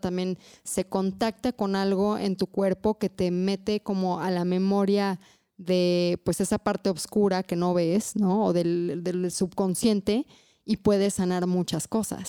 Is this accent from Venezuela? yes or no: no; Mexico; como buena también católica mexicana que crecí en este país, también tenía muchos tabús.